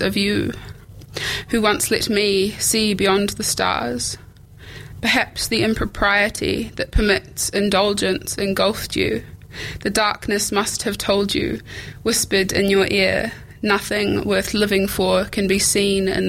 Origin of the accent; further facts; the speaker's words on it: New Zealand; a Pākehā girl growing up in New Zealand